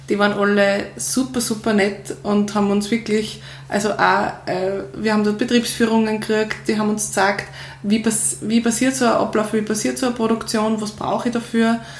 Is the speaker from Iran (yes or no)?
no; Upper Austria, Austria; Und ich komme aus Oberösterreich